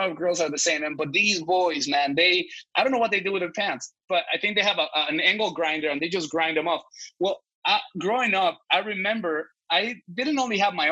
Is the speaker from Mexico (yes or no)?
yes; Mexico; moved away; I grew up in Mexico